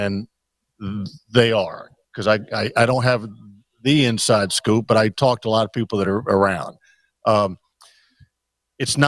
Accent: United States; I'm an American

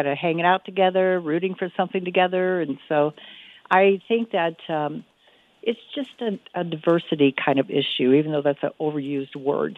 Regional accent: Midwest, United States; I grew up in the Midwest

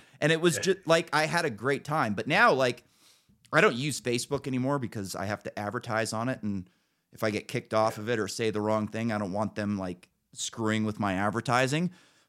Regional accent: Northern California, United States; also born or lived in San Francisco; everybody knew that I came from Northern California and I like guns.

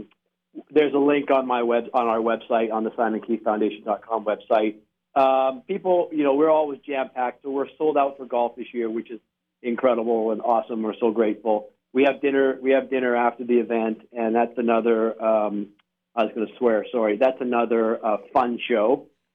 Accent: Victoria, British Columbia, Canada; Western Canada, Victoria, British Columbia.

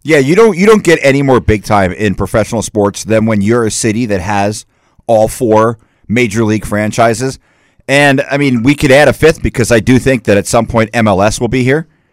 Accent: East Coast, United States; now in Las Vegas, United States; I'm from the East Coast

